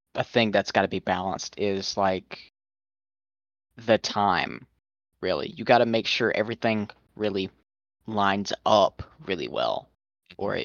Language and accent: English; the South, United States; I'm from the south.